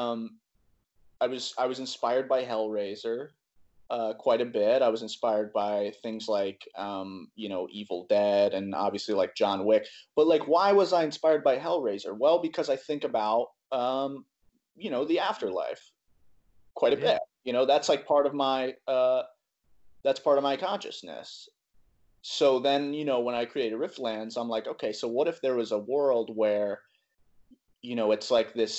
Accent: Greenville, South Carolina, United States; I'm from Greenville, South Carolina.

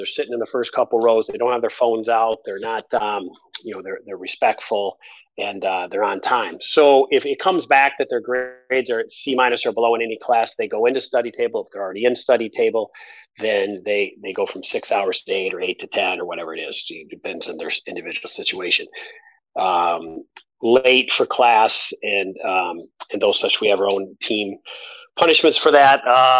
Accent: Midwest, United States; it is a little unique being a Midwesterner and getting on a bus in January to go to a game and being in shorts and t-shirt

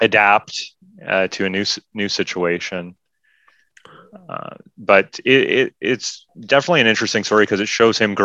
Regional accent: Canada; as a Canadian

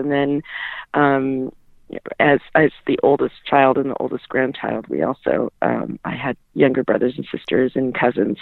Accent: Alaska, United States; I was born and raised in Alaska

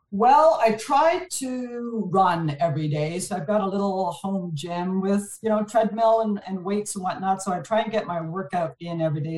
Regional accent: Montreal, Quebec, Canada; first language French; English is a second language; moved away as an adult; now in Vancouver, Canada; born and raised in Montreal, my, my parents actually come from France. So uh, I'm first generation Canadian. So didn't know a word of English up until kindergarten

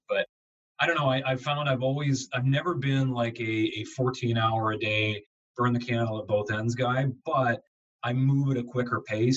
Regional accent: Southern Ontario, Canada; moved away; also born or lived in Buffalo, New York; I'm from Southern Ontario

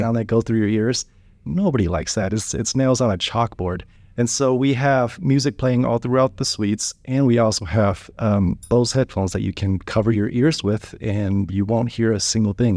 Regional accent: Wichita, Kansas, United States; I grew up in Wichita, Kansas

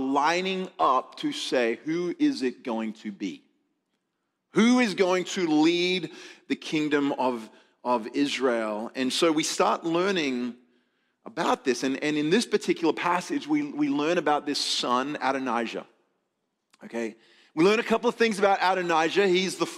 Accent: Adelaide, South Australia, Australia; moved away; Actually came from my hometown. Adelaide, South Australia.

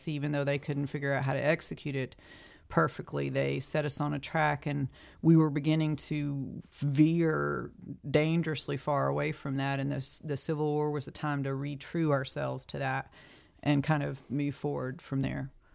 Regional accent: eastern Tennessee, United States; I am a native, uh, I'm a hillbilly. Uh, grew up

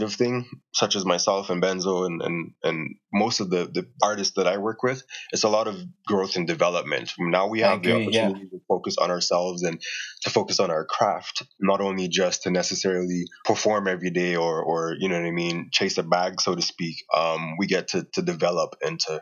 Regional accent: St. Lucia; moved away as an adult; also born or lived in Jamaica / Turks and Caicos; now in Calgary, Canada; I was born in Jamaica and I grew up in Turks and Caicos as well as in St. Lucia

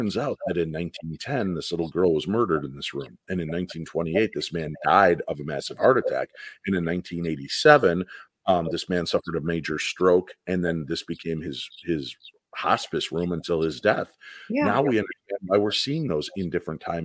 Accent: Medinah, Illinois, United States; I grew up in Medina, Illinois, in this house that I loved with my mom and dad

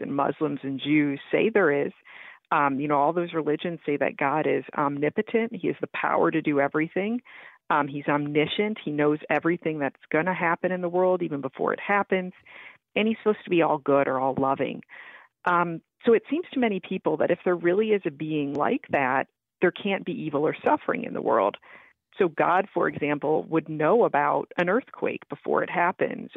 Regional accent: Florida, United States; moved away as an adult; I was a competitive swimmer growing up in Florida

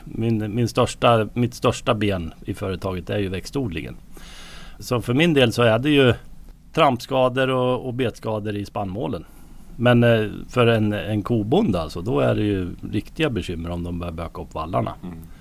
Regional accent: Björkvik, Södermanland, Sweden; jag är ju uppvuxen här så jag har ju varit med sedan barnsben

